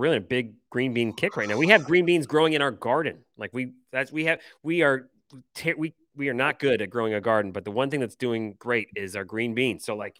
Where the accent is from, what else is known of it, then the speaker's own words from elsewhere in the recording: Michigan, United States; accent: Michigan; My initial Michigan accent wants to say pecan.